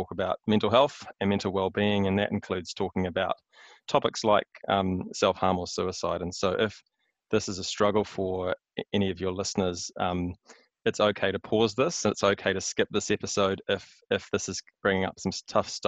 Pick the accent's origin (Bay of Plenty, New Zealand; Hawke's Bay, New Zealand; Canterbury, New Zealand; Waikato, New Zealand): Waikato, New Zealand; Hamilton; moved away as an adult; also born or lived in Wellington / Melbourne; now in Auckland, New Zealand; I was born in the mighty Waikato. So I grew up in Hamilton, schooling there, university there